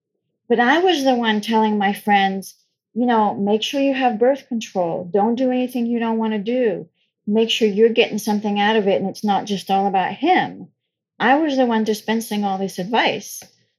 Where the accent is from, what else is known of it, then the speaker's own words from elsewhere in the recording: France; So I grew up in France. I know I don't sound it, but I did. I was born and raised in France.